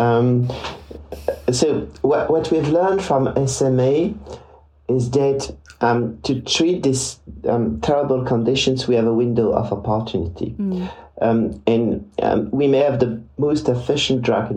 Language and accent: English; Liège, Wallonia, Belgium; my hometown in Liège